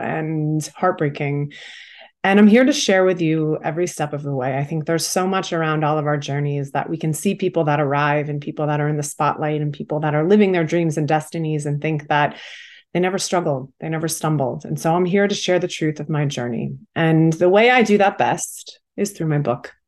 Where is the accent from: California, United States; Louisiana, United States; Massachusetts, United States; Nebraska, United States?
Massachusetts, United States; now in New York City, United States; I am from Massachusetts originally